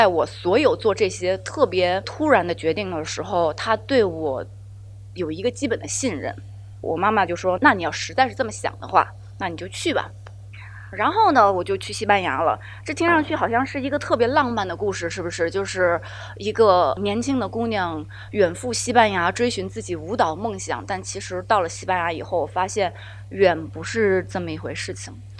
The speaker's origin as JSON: {"language": "Chinese", "town": "Ningbo", "region": "Zhejiang", "country": "China", "said": "那我稍微的再介绍一下我自己，我是宁波人，我一半是朝鲜族，妈妈那边是朝鲜族，所以其实我的成分比较复杂，一直跟着家长的工作不停的流动"}